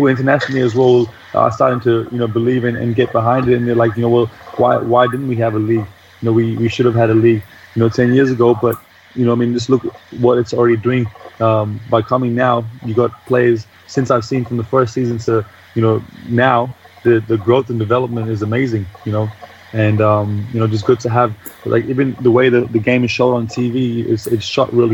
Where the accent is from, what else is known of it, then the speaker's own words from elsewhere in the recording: Pune, Maharashtra, India; moved away; also born or lived in Australia; I'm born and raised in Pune.